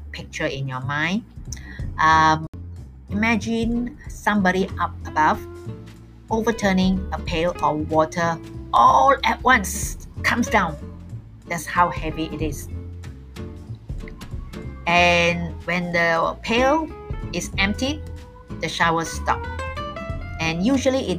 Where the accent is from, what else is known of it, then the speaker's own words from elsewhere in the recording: Malaysia; I am totally schooled here in Malaysia.